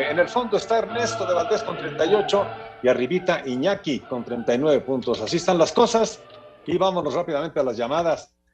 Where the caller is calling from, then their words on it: Irapuato, Guanajuato, Mexico; Muy buenas noches … de Irapuato.